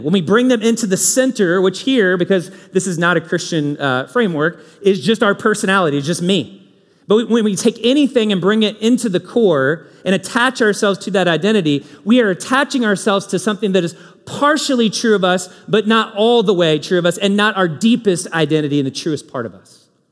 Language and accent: English; Kentucky, United States; now in Indianapolis, United States; I'm from Kentucky. These are my people